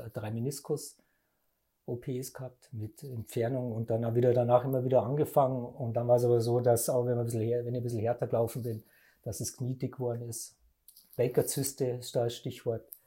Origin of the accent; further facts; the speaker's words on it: Ingolstadt, Bavaria, Germany; bin aus Ingolstadt, gebürtiger Ingolstädter